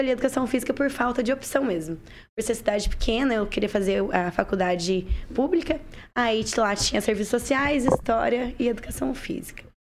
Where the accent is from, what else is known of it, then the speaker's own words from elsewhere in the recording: Jardim Alegre, Paraná, Brazil; moved away as an adult; Eu sou de Jardim Alegre